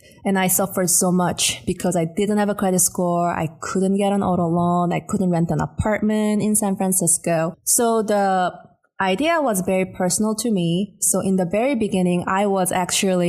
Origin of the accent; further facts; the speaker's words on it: Seoul, South Korea; moved away; I'm originally from Seoul, South Korea.